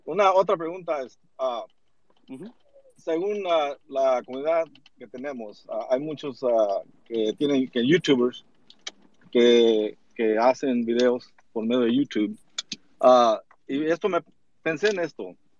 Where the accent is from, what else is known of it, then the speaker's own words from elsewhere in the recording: Texas, United States; originario, soy aquí de Texas, pero mis parientes son de México